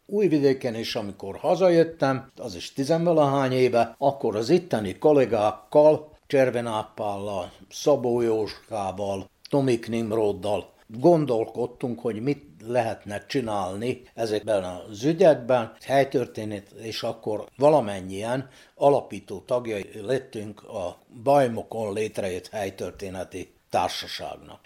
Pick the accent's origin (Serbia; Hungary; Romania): Serbia; Bačka Topola, Vojvodina; Ebben a házban születtem 1944. januárjában